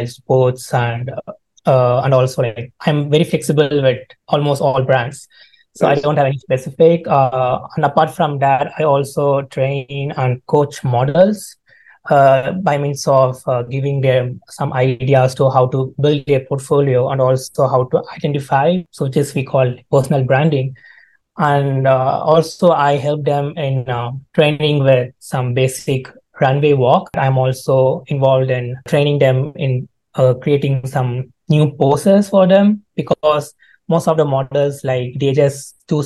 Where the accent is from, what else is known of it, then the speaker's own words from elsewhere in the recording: India; moved away as an adult; now in Calgary, Canada; Actually, I'm from India, so I came here for my studies.